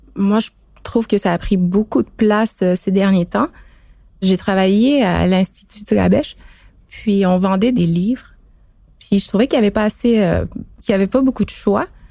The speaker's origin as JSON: {"language": "French", "town": "Pessamit", "region": "Quebec", "country": "Canada", "moved": "as an adult", "lives_now": "Montreal, Canada", "said": "de Pessamit sur la côte nord. Je suis à Montréal depuis euh, quelques années"}